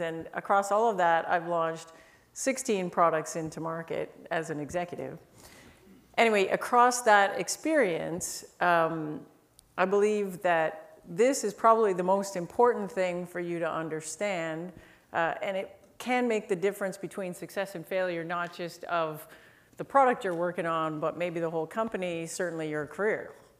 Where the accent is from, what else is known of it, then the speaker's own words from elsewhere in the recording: Canada; I'm Canadian.